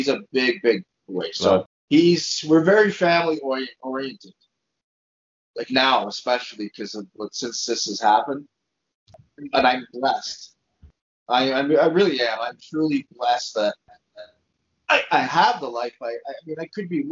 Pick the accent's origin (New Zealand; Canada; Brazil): Canada; Montreal, Quebec; now in Alberta, Canada; I'm from Montreal